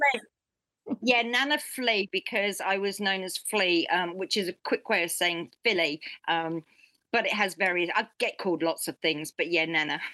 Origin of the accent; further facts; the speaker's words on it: United Kingdom; now in New Zealand; being British